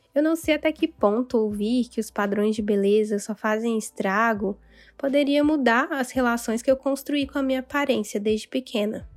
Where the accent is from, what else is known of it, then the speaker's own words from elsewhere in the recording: Dores do Indaiá, Minas Gerais, Brazil; Lá em Dores do Indaiá, onde eu cresci